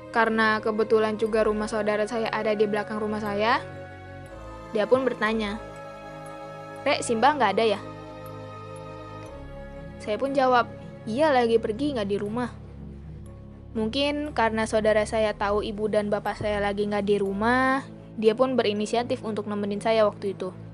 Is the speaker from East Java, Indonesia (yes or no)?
no; Sukabumi, West Java, Indonesia; Kisah ini berada tepat di kampung saya sendiri. Dan kampung saya berada di daerah pelosok Sukabumi perbatasan dengan Banten.